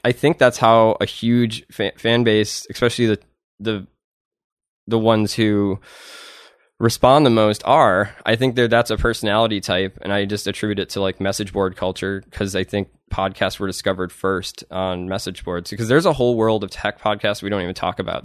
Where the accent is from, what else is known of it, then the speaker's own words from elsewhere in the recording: Madison, Wisconsin, United States; moved away; I'm from Madison, Wisconsin. Um, and then, my parents lived in this little redneck town